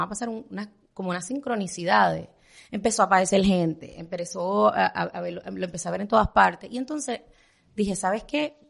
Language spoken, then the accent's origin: Spanish; Puerto Rico; moved away as an adult; now in Miami, United States; soy puertorriqueña